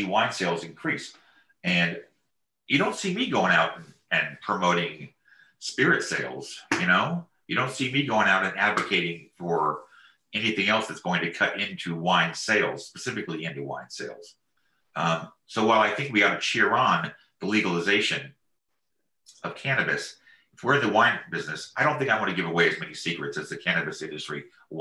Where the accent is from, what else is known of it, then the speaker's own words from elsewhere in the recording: Marin County, California, United States; I grew up in Marin County in Nevada